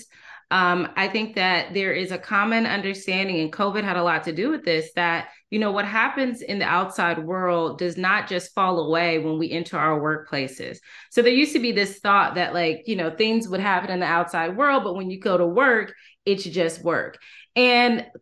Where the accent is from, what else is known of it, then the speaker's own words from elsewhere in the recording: Durham, North Carolina, United States; I'm from Durham, North Carolina, originally